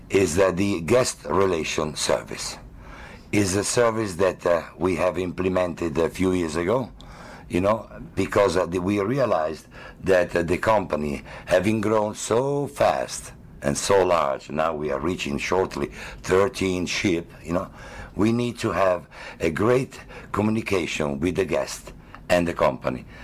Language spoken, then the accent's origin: English; Milan, Lombardy, Italy; I am uh, from a beautiful uh, country called Italy that everyone knows for the art, the history, and the literature. And I'm from Milan, the business capital of the entire Italy